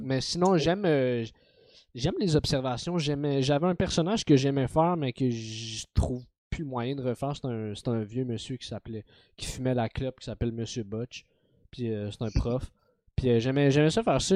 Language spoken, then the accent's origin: French; Montreal, Quebec, Canada; je suis né à Montréal, j'ai grandi avec dans un univers très montréalais